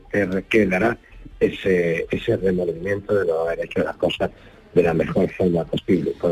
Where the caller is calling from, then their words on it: Linares, Andalusia, Spain; Buenos días … de Linares.